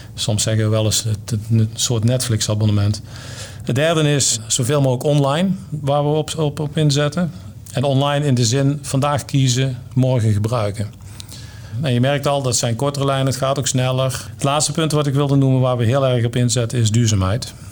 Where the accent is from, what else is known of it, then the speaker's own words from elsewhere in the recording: North Brabant, Netherlands; Ik ben Brabander